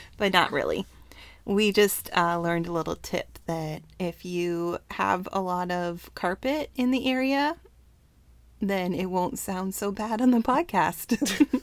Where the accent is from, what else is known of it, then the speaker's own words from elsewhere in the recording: Canada; moved away; Home country. Oh, Canada